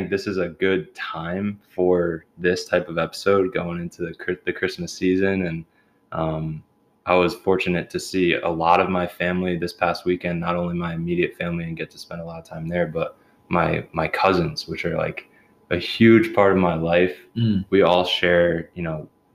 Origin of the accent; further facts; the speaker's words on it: New Jersey, United States; moved away as an adult; I'm from New Jersey.